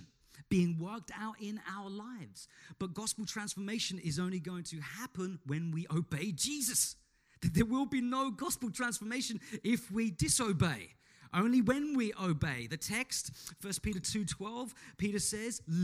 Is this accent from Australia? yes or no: yes; Australia; we are Australian citizens